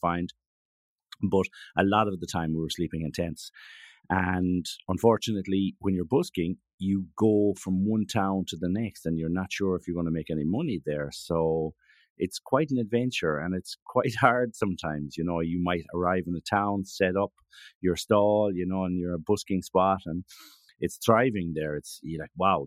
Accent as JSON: {"language": "English", "town": "Galway", "region": "Connacht", "country": "Ireland", "also_born_or_lived": "Madrid", "moved": "as an adult", "lives_now": "Alicante, Spain", "said": "I'm from, you know, Galway in the west coast of Ireland"}